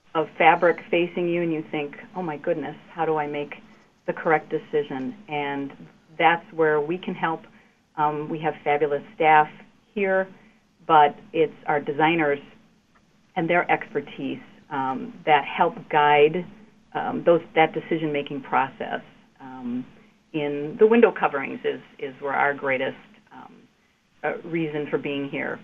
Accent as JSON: {"language": "English", "town": "Glendale", "region": "Wisconsin", "country": "United States", "tie": "born or raised there", "said": "I grew up in the North Shore area in Glendale"}